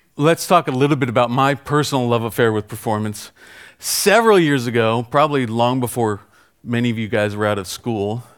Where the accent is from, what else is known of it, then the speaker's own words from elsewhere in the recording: United States; I'm American